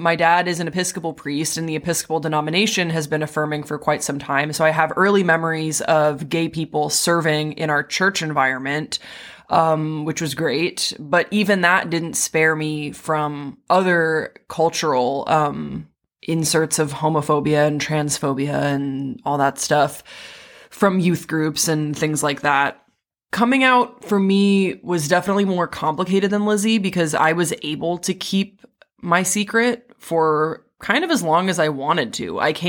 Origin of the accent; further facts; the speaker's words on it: Waterloo, Wallonia, Belgium; moved away as an adult; now in Los Angeles, United States; I grew up in Waterloo, Belgium. I have complicated feelings when people ask me where I'm from. When I first moved to Los Angeles, when I first like came to the US for college, I would say Belgium.